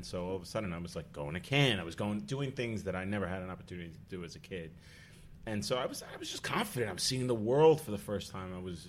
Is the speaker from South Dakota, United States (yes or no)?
no; Staten Island, New York, United States; I had taken Italian in school, growing up in Staten Island.